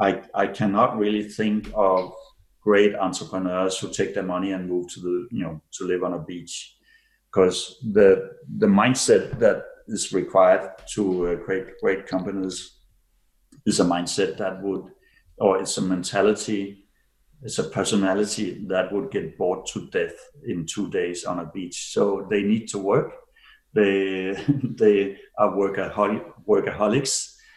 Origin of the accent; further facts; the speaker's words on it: Denmark; now in Switzerland; And I can see now, so I've lived in Switzerland for 28 years. I came from Denmark.